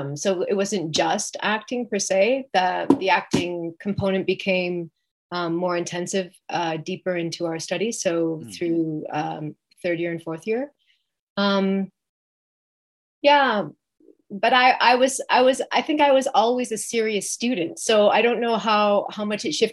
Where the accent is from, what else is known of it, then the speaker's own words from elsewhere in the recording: West Coast, Canada; moved away as an adult; also born or lived in Toronto; it brought me to Toronto because I grew up on the West Coast.